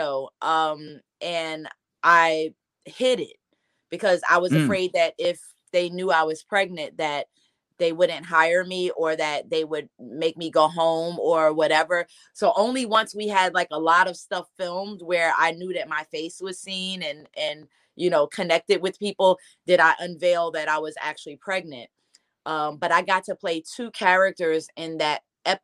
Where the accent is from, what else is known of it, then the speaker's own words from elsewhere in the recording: Newark, New Jersey, United States; I'm from Newark, New Jersey